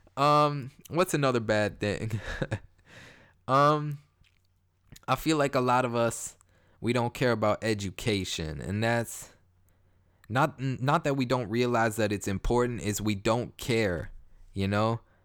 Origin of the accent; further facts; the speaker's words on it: Toronto, Ontario, Canada; I'm from Toronto, Canada